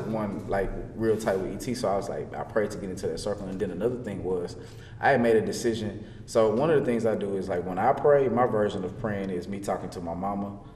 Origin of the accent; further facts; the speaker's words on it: Louisiana, United States; now in Texas, United States; I'm from Louisiana.